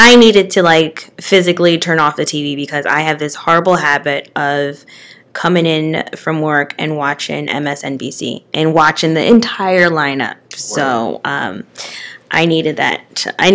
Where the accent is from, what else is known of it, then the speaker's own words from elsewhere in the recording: Eastern Pennsylvania, United States; I'm from Eastern Pennsylvania